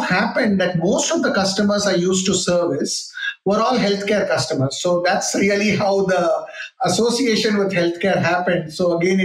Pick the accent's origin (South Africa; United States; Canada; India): India; Chennai, Tamil Nadu; also born or lived in Bangalore; grew up in Chennai, though I was born in Bangalore